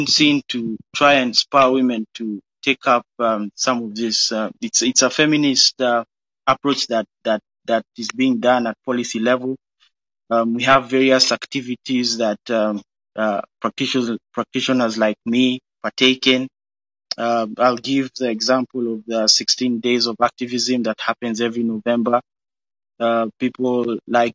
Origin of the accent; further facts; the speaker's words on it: Kenya; moved away; My parents gave birth to me and my siblings in a foreign land. I was born in Kenya